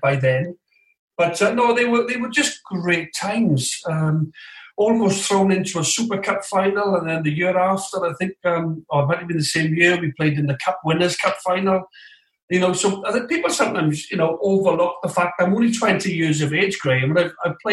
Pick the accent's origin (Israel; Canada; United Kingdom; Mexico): United Kingdom; Swansea, Wales; moved away; I'm born and bred in Swansea